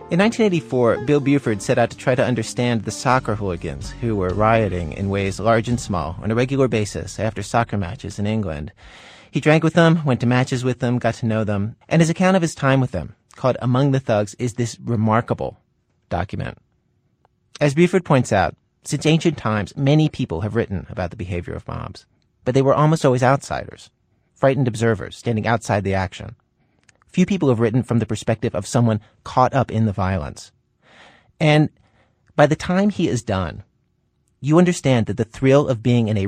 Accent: Pakistan; now in Canada; I am Pakistani.

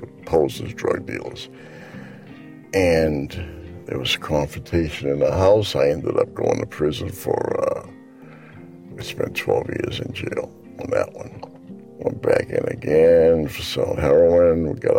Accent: Provincetown, Massachusetts, United States; also born or lived in Yarmouth, Massachusetts / Centerville, Massachusetts; from Centerville. I was born in Provincetown. 1951 to Portuguese parents, and I moved to Yarmouth in 1964

